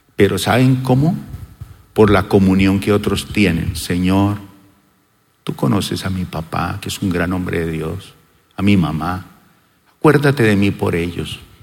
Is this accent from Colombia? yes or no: yes; Colombia